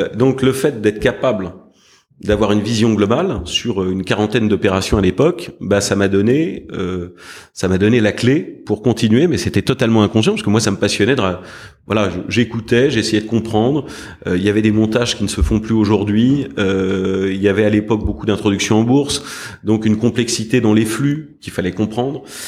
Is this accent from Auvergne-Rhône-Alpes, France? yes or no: no; Paris, Île-de-France, France; also born or lived in United States; je suis parisien. J'ai toujours vécu à Paris, sauf une partie de mes études où j'étais aux États-Unis.